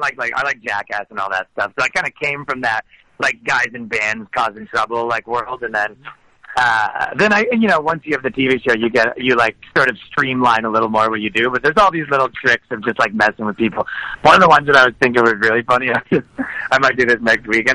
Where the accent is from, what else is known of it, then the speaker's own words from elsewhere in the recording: Canada; moved away as an adult; now in New York, United States; I'm Canadian, and I just moved to New York 2 months ago